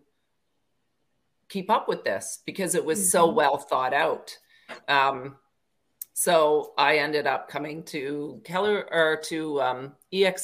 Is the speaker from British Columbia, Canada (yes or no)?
no; Parry Sound, Ontario, Canada; I grew up in a small town in Ontario, Parry Sound